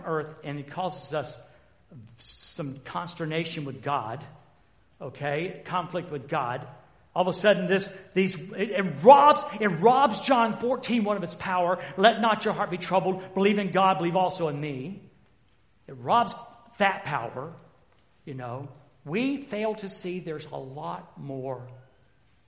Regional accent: the South, United States; I've been from the South.

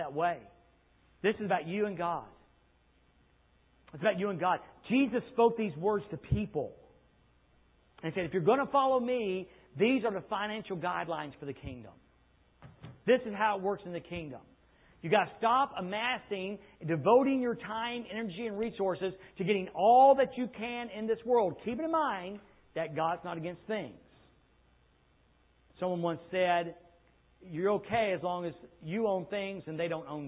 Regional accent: United States; the curse of being an American.

